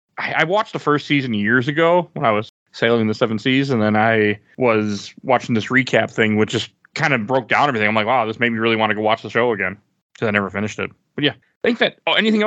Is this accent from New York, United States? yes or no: no; Milwaukee, Wisconsin, United States; now in St. Paul, United States; I grew up in Milwaukee.